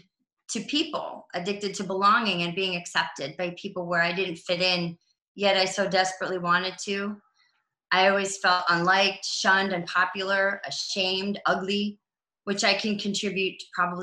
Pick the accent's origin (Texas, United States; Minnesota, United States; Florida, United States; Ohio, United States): Ohio, United States; Cleveland; also born or lived in Los Angeles / Colorado; I'm from Cleveland, Ohio, born and raised